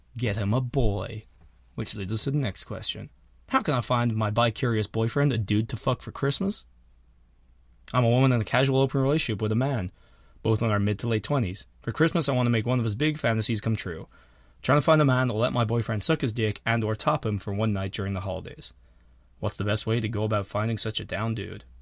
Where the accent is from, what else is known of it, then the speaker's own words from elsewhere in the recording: Ireland; moved away; I'm from Harlem